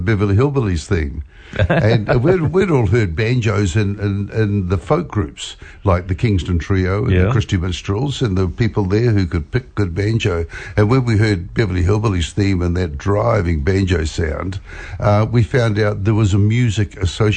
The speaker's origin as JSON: {"language": "English", "town": "Hamilton", "region": "Waikato", "country": "New Zealand", "also_born_or_lived": "Australia", "said": "We're from Hamilton."}